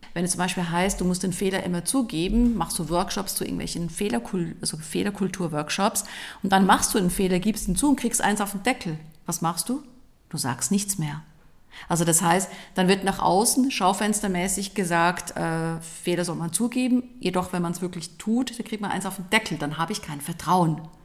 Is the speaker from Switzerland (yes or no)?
yes; Switzerland; ich komme aus der Schweiz.